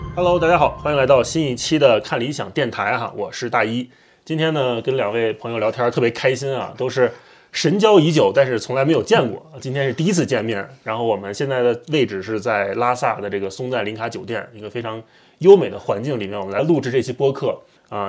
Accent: Beijing, China; 我是北京人嘛，啊，我是从小就是生在北京，长在北京，上大学在北京

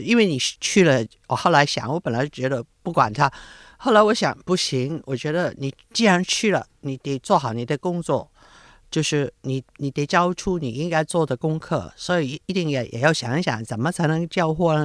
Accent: Hong Kong; 我是香港人了，而且嗯。对香港很有归属感

